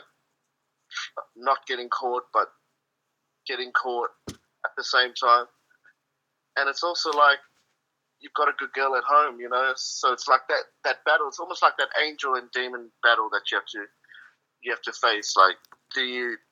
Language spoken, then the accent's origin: English; South Africa; moved away; in my home country of South Africa